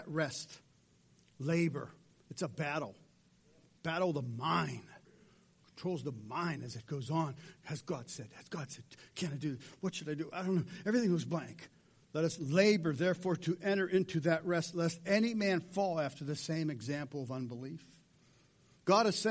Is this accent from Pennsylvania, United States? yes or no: yes; Pittsburgh, Pennsylvania, United States; moved away as an adult; now in Zanesville, United States; I'm from Pittsburgh.